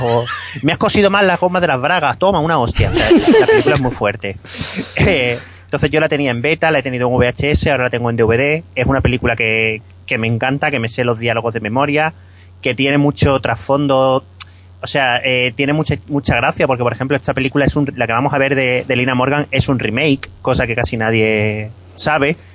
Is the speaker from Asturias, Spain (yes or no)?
no; Málaga, Andalusia, Spain; soy malagueño